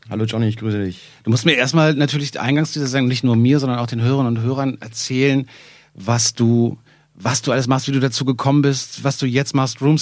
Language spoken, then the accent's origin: German; Nuremberg, Bavaria, Germany; moved away as an adult; now in Berlin, Germany; Nee, ich bin gebürtiger Nürnberger.